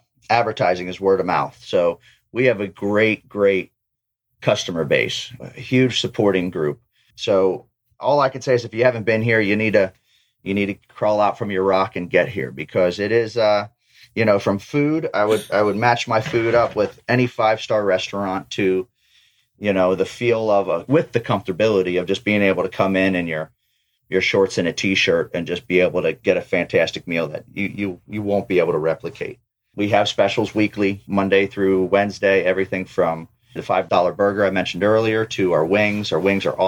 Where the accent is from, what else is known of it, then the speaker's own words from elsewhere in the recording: Ormond-by-the-Sea, Florida, United States; I'm a native. So I was born up in Ormond by the Sea